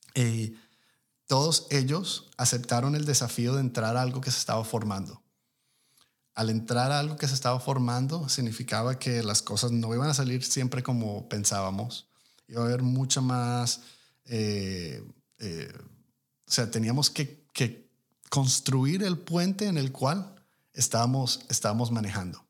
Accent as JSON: {"language": "Spanish", "country": "Colombia", "moved": "yes", "lives_now": "United States", "said": "yo soy inmigrante colombiano de primera generación"}